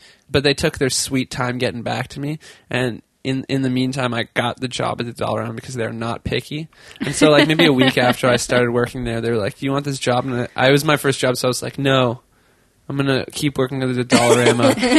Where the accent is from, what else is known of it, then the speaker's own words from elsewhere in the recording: Tantallon, Nova Scotia, Canada; So I'm from Nova Scotia. I lived in part of Nova Scotia called Tantallon, Hubly, St. Margaret's Bay area, towards Peggy's Cove for you listeners who look at postcards.